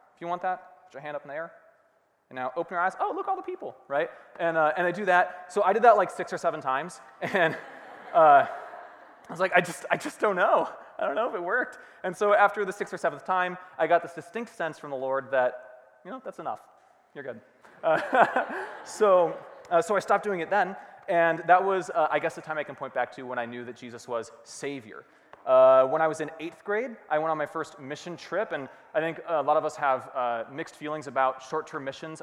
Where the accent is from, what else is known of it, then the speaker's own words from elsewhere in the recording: Rochester, Minnesota, United States; also born or lived in Hanover, Pennsylvania; We moved to Rochester, where I grew up, Rochester, Minnesota, um, and I spent basically the rest of my life there